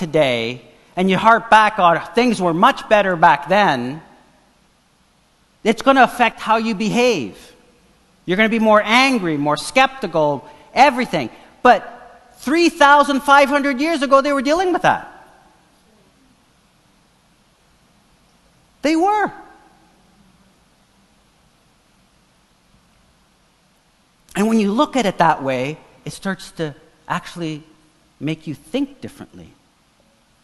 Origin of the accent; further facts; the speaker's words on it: Toronto, Ontario, Canada; first language Portuguese; English is a second language; I grew up in the Portuguese ghetto downtown